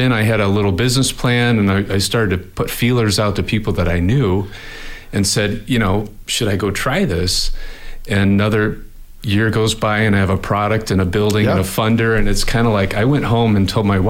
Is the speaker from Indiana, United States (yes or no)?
yes; Angola, Indiana, United States; moved away as an adult; now in Fort Wayne, United States; I grew up an hour north of here, so I was born in Angola